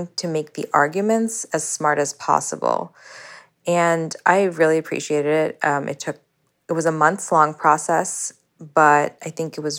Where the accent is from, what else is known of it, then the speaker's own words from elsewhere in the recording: United States; moved away as an adult; also born or lived in Indonesia; I'm a child of immigrants who grew up identifying wholly as an American, a sensibility nurtured from our suburban public schools to our private universities